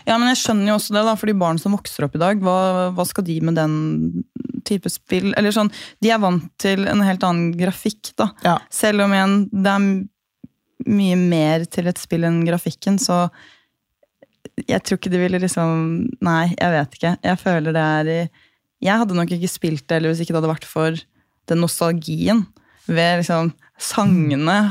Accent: Gol, Buskerud, Norway; jeg er fra Gol, og vi bodde på et litt øde sted

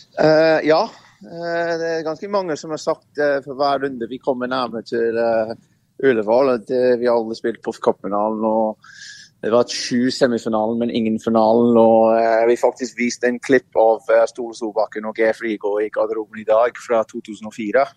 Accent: England, United Kingdom; Norwegian is a second language; moved away as an adult; now in Norway; Jeg har vokst opp i England

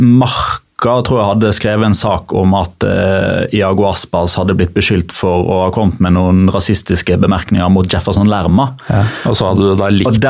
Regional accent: Norway; fordi jeg er norsk.

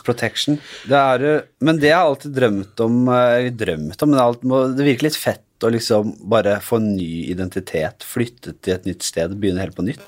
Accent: Oslo, Norway; Fra Bekkelaget, det er der jeg er fra.

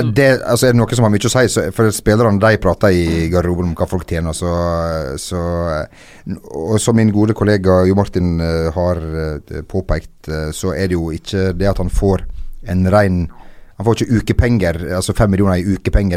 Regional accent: Lebanon; moved away; jeg er fra Libanon

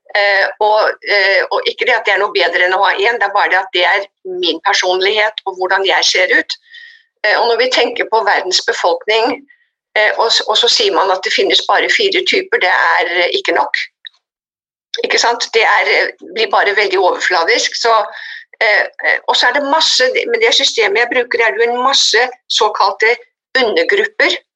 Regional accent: Oslo, Norway; moved away as an adult; also born or lived in United States; jeg vokste opp i Oslo og dro til USA da jeg var 20 for å bli ett år

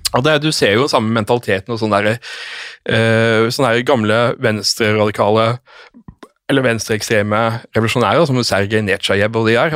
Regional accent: Norway; jeg som nordmann

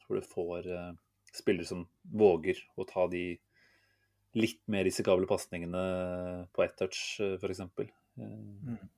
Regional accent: Norway

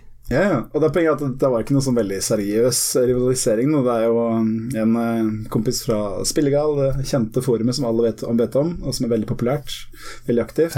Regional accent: Heddal, Telemark, Norway; also born or lived in Harstad; now in Innlandet, Norway; jeg er ikke fra Notodden, jeg er fra rett utafor ei lita bygd som heter Heddal

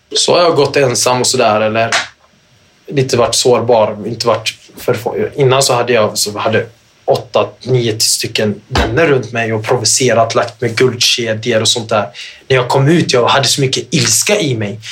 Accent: Gothenburg, Västra Götaland, Sweden; Göteborg där jag är ifrån Göteborg

